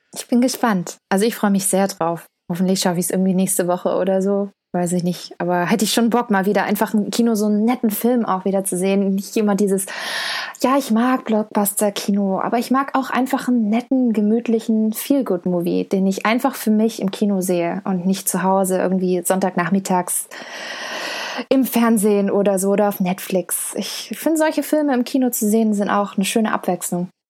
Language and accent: German; Stuttgart, Baden-Württemberg, Germany; ich komme aus Stuttgart